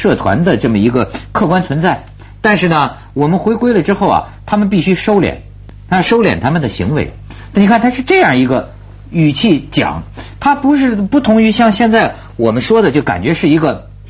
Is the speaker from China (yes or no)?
yes; China; 你说兰桂坊，我中国人我试过那玩意儿不可能